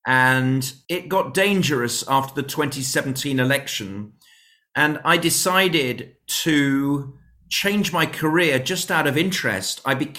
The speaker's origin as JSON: {"language": "English", "town": "Birmingham", "region": "West Midlands", "country": "United Kingdom", "said": "I'm from Birmingham. I'm from Birmingham"}